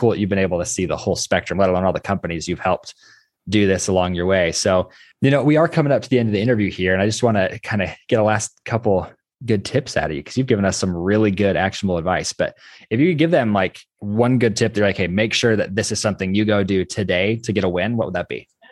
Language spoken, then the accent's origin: English; Idaho, United States; I'm from Idaho